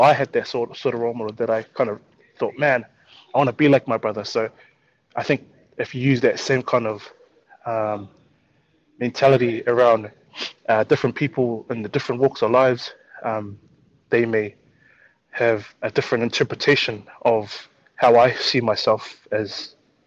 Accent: Auckland, New Zealand; as a kid growing up in South Auckland

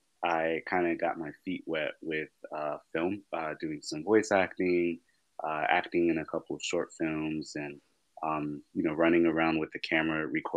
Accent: Los Angeles, California, United States; I'm actually one of the rare people in the entertainment industry that grew up in LA.

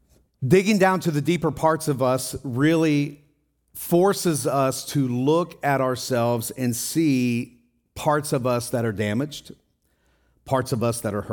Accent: Tennessee, United States; moved away; also born or lived in Ohio / Wisconsin / Colorado; Well, I came from Wisconsin, but I lived in Colorado before that, but I'm from Tennessee. Oh, so you were born in Tennessee. No, I was actually born in Ohio, but I moved to Tennessee.

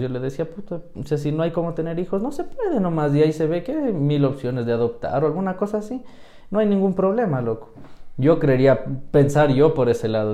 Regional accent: Quito, Pichincha, Ecuador; soy quiteño, nacido en el sur, criado

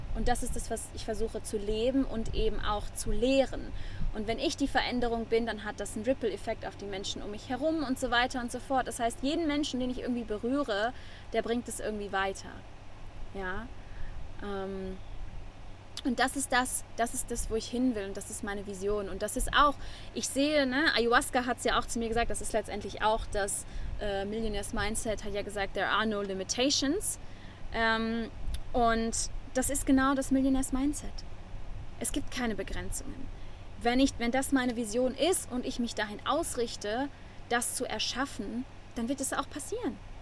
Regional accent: Germany; first language German; moved away as an adult; now in Nosara, Costa Rica; das natürlich mein Heimatland ist und auch meine Muttersprache

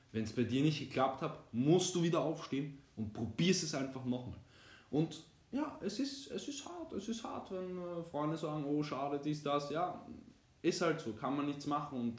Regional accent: Austria; bin 20 Jahre jung, studiere zurzeit, habe meinen, äh, bei den Deutschen heißt das Abitur, bei uns in Österreich heißt das ähm, Matura abgeschlossen vor zwei Jahren

